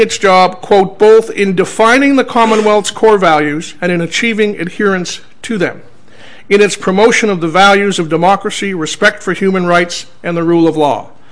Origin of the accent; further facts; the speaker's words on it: Nigeria; moved away; I'm originally from Nigeria